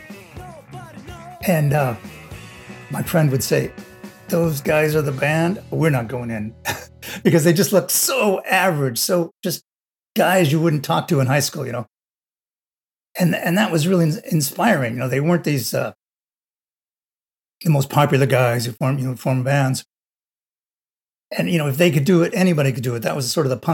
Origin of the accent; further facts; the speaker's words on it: Los Angeles, California, United States; I grew up in Los Angeles